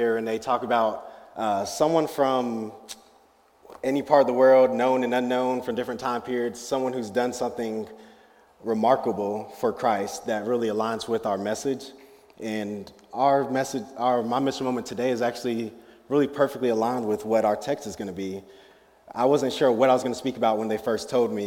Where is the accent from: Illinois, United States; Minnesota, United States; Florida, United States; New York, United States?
Florida, United States; Fort Lauderdale; now in Greenville, United States; I'm originally from Fort Lauderdale, Florida